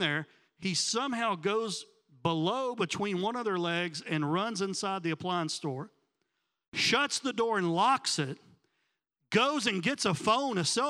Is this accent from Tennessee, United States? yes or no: yes; Tennessee, United States; now in Miami, United States; I was back home. I'm from Tennessee